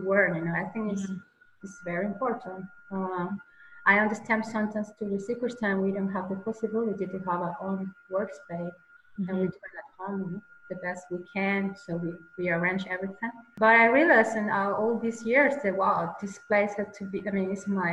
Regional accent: Caracas, Capital District, Venezuela; English is a second language; moved away as an adult; now in Austria; From Caracas, from the capital

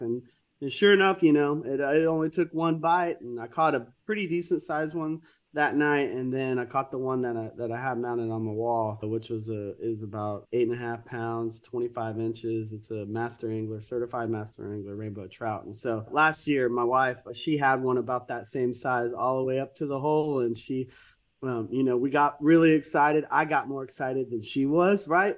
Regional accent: Texas, United States; I'm from Texas

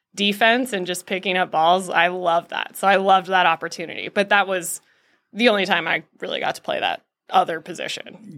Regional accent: Scottsdale, Arizona, United States; moved away; I grew up in Scottsdale, Arizona

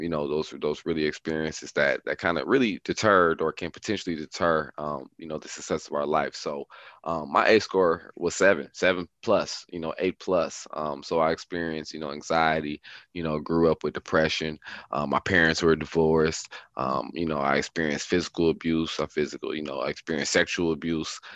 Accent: Milwaukee, Wisconsin, United States; growing up Milwaukee was definitely not easy.

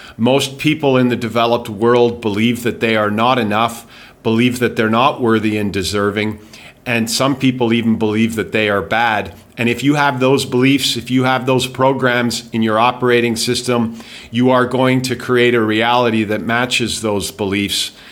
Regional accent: Calgary, Alberta, Canada; moved away as an adult; also born or lived in England / Winnipeg / Vancouver / Spain; now in Thailand; I grew up in Calgary. I was born in England

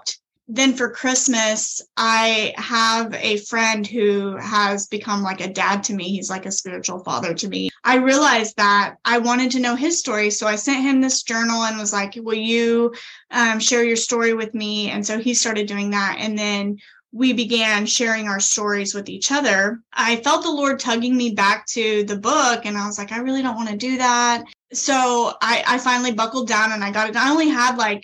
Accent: a small town just south of Tulsa, Oklahoma, United States; Originally, I am from Oklahoma, and I grew up in a small town just south of Tulsa.

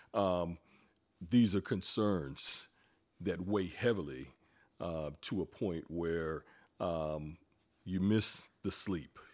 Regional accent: Greensboro, North Carolina, United States; moved away as an adult; also born or lived in New York City; born and raised in Greensboro, left Greensboro and moved to New York City

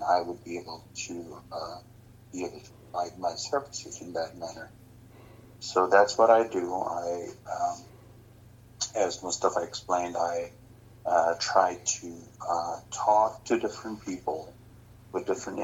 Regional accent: Gilgit, Gilgit-Baltistan, Pakistan; now in Washington, D.C., United States; I come from Gilgit, Baltistan. I live in Washington, D.C.

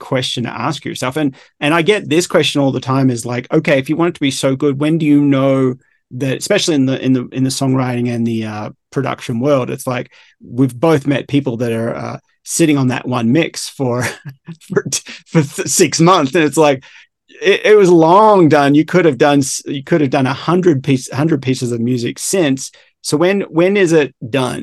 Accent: Australia; I'm a big surfer, obviously, growing up in Australia

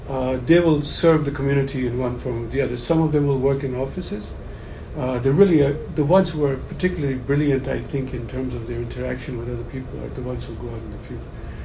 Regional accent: Pakistan; I came from Pakistan. I'm a teacher of business in Pakistan for 30 years.

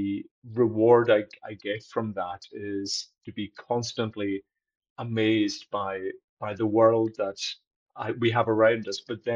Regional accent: Isle of Lewis, Outer Hebrides, Scotland, United Kingdom; I'm from the Isle of Lewis

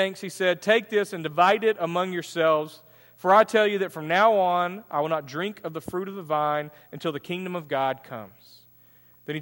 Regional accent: United States; as an American

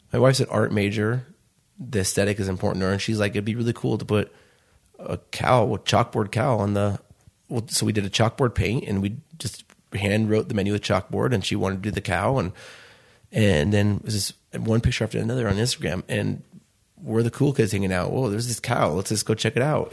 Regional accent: Chicago, Illinois, United States; born or raised there; now in Utah, United States

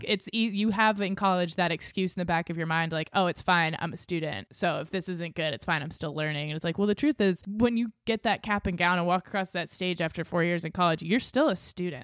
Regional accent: Exeter, New Hampshire, United States; moved away as an adult; also born or lived in Los Angeles / Maine; I grew up in Exeter, after New Hampshire, it's a small town

